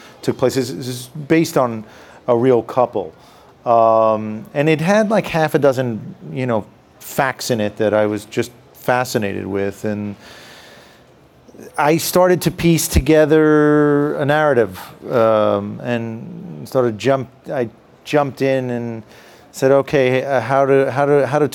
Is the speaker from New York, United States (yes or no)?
yes; New York City, New York, United States; I'm from the Bronx.